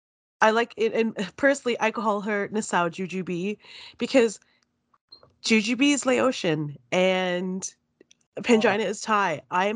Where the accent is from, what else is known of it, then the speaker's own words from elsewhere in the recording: Canada; As a viewer and a Canadian, I'm shocked.